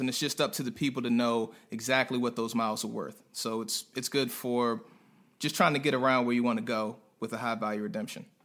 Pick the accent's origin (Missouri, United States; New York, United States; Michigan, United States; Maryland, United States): Maryland, United States; Prince George's County; moved away as an adult; also born or lived in North Carolina; a guy from PG County, right outside of DC